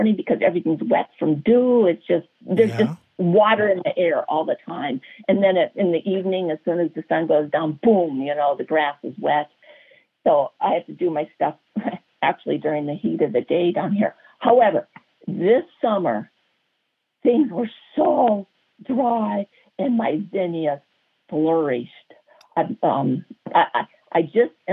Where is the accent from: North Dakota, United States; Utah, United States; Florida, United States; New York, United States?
North Dakota, United States; moved away; I grew up in North Dakota. North Dakota